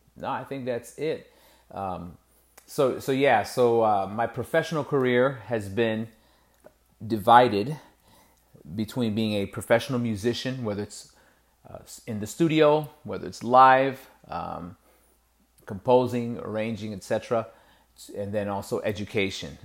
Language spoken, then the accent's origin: English; Lorain, Ohio, United States; grew up in Lorraine, went to, you know, kindergarten through twelfth grade there